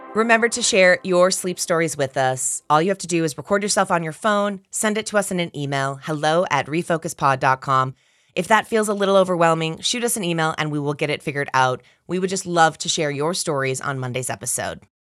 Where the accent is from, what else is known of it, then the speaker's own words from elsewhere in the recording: Minneapolis, Minnesota, United States; I'm from Minneapolis, Minnesota